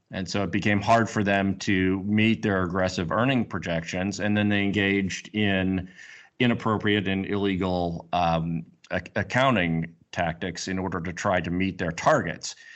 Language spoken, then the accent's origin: English; Missouri, United States; also born or lived in St. Louis, Missouri / Kansas City, Missouri; I'm from Missouri and have lived in both Saint Louis and Kansas City.